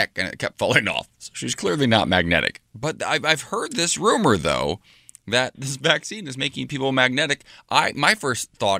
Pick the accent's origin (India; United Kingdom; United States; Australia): United States; Ohio; moved away; I'm from there